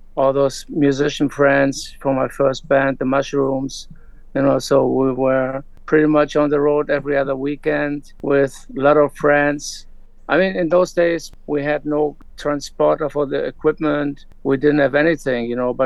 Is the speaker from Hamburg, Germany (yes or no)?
no; Hanover, Lower Saxony, Germany; I grew up in Germany, Hanover, West Germany at the time, post-war generation.